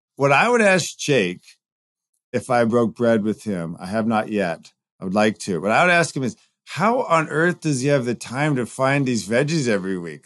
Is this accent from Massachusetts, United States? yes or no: no; Southern California, United States; now in Chicago, United States; I grew up in Southern California